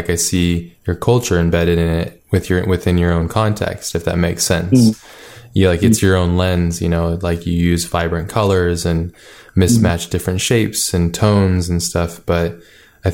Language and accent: English; Hawaii, United States; I grew up in Hawaii